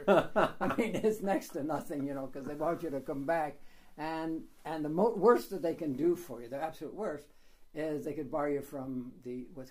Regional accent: Canada; moved away as an adult; now in Poland; I was born and raised in Canada.

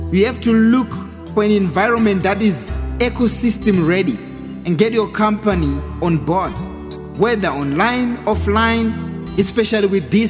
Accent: Harare, Zimbabwe; I grew up in Harare, and apparently, in most townships, there's a lot of vendors.

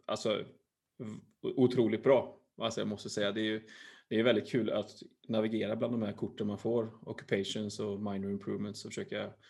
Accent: Uddevalla, Västra Götaland, Sweden; jag är från, jag är från Öfre Uddevalla.

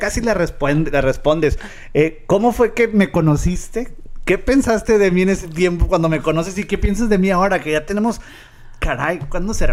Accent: Monterrey, Nuevo León, Mexico; now in Rio Grande Valley, United States; yo me acuerdo de Monterrey que veníamos al mall

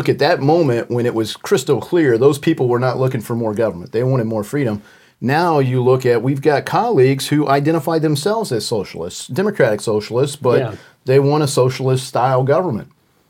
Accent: Ohio, United States; And we were in Berlin, so I'm like from Western Ohio, small town, Western Ohio.

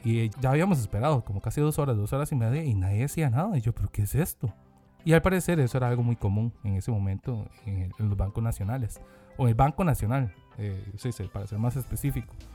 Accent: South Korea; now in Costa Rica; yo como soy coreano

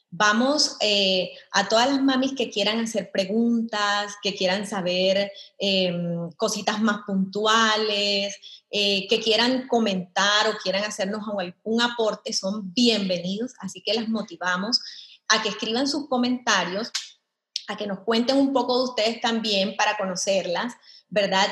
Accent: Colombia; moved away as an adult; now in El Salvador; Yo soy eh, colombiana. Tengo en El Salvador aproximadamente 15 años de estar eh, aquí radicada.

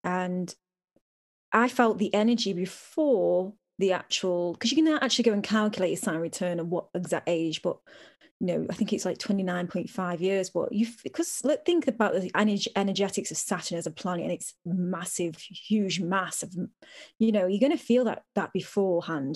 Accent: United Kingdom; I'm so British

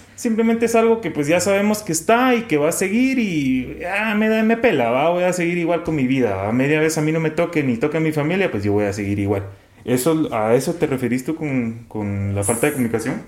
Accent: Guatemala; como sociedad guatemalteca

